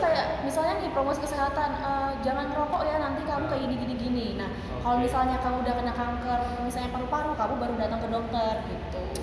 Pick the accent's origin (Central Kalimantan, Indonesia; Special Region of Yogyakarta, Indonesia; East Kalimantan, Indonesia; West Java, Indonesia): Central Kalimantan, Indonesia; moved away as an adult; now in Surakarta, Indonesia; aku sih asalnya dari Kalimantan Tengah